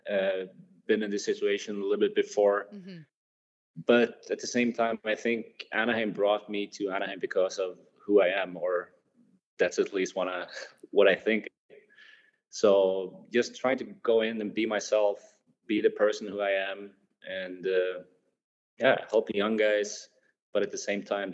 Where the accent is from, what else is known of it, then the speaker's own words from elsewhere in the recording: Sweden; moved away as an adult; when I go back home, I like to see friends and family here in my hometown